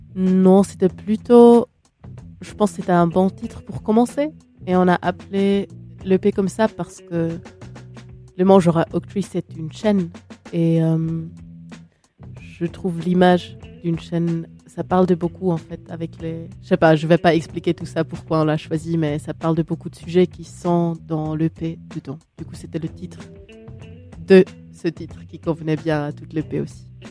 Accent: Switzerland; je suis suisse

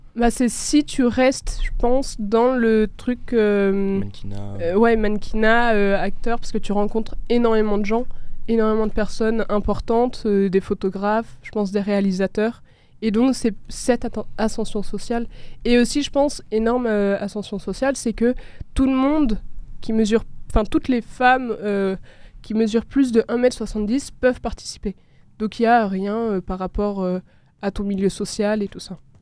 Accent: Marseille, Provence-Alpes-Côte d'Azur, France; je viens de Marseille

